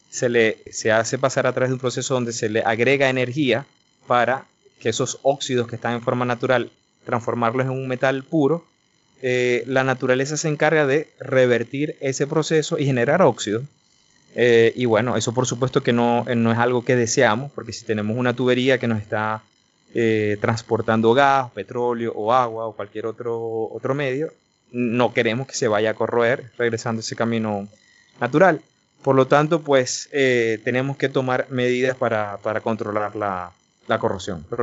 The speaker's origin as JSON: {"language": "Spanish", "town": "Maracaibo", "region": "Zulia", "country": "Venezuela", "moved": "as an adult", "lives_now": "Netherlands", "said": "yo soy eh, venezolano de Maracaibo"}